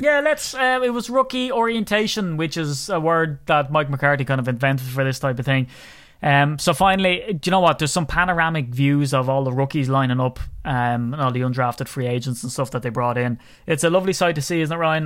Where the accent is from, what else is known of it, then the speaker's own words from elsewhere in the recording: Ireland; a little old Irishman